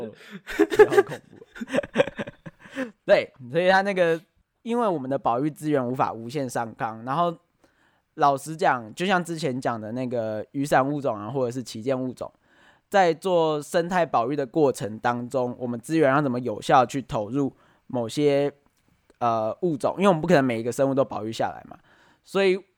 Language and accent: Chinese; Taiwan; 我们台湾应该非常有感嘛，前一阵子啊，面临的停水啊，然后又缺电能源问题